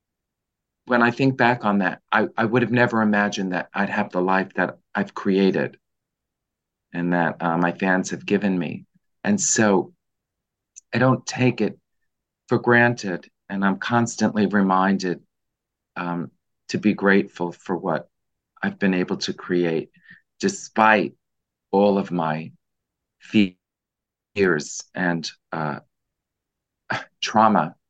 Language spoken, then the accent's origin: English; New York City, New York, United States; I grew up in the Bronx in a lower middle class family